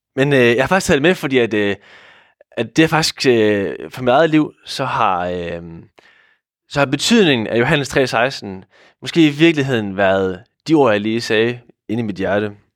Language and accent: Danish; Hvide Sande, Central Denmark Region, Denmark; moved away as an adult; now in Odense, Denmark; oprindeligt så er jeg fra Hvide Sande